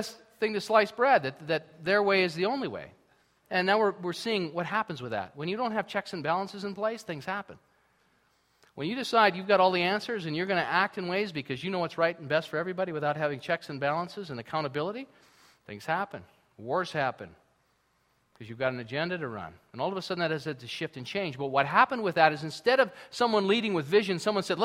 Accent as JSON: {"language": "English", "country": "United States", "moved": "yes", "lives_now": "Canada", "said": "I'm from the United States, and I'm very proud of being from the United States"}